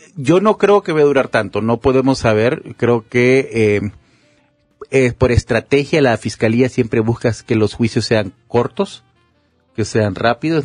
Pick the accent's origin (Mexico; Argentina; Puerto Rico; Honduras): Honduras; moved away as an adult; este es el país que yo amo, este es el país en el que yo nací